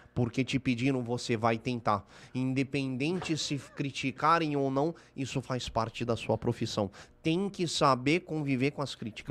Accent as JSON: {"language": "Portuguese", "region": "Rio de Janeiro", "country": "Brazil", "tie": "born or raised there", "said": "eu sou da Barra da Tijuca, uhum. eu nasci na Barra"}